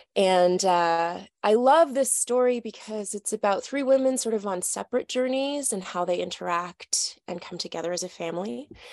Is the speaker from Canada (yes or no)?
yes; Toronto, Ontario, Canada; I'm from Toronto, Canada